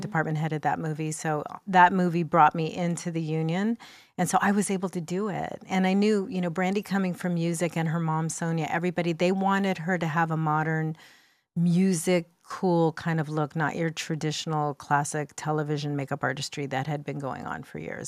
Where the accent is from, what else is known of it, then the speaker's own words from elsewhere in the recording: United States; first language English; I was born in the United States and spoke English in my house